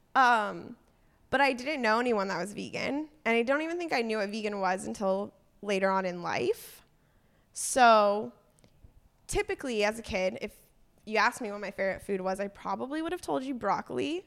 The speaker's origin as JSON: {"language": "English", "town": "Agoura Hills", "region": "California", "country": "United States", "tie": "born or raised there", "moved": "yes", "lives_now": "Portland, United States", "said": "I grew up in California, in Agora Hills. It's a small, uh, suburb of L"}